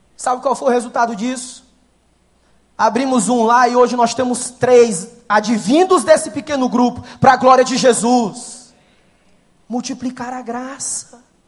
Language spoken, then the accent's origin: Portuguese; Ceará, Brazil; Sou do Ceará com muita alegria